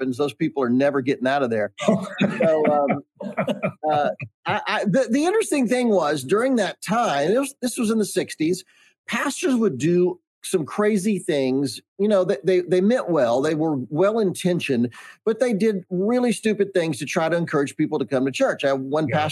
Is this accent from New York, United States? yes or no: no; Charlotte, North Carolina, United States; I grew up in Charlotte, North Carolina